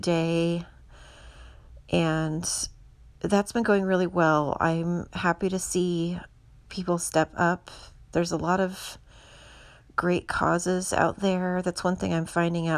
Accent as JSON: {"language": "English", "town": "Houston", "region": "Texas", "country": "United States", "moved": "yes", "lives_now": "San Francisco, United States", "said": "Harris County is the county that I'm from in Houston"}